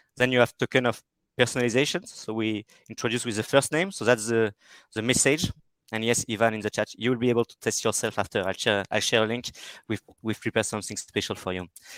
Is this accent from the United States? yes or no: no; France; accent: French; English is a second language; France. Perfect. You can hear it from my accent.